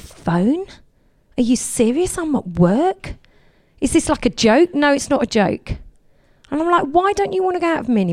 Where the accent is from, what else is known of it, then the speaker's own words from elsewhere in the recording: Essex, East of England, United Kingdom; I come from Essex